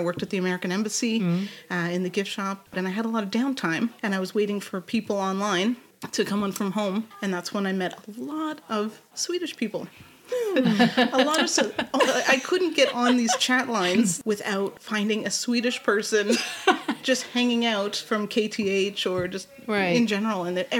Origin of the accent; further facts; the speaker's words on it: Germany; born there; I kind of freeze up because I was born in Germany and I've been moving around ever since. I'm Army brat, Canadian military.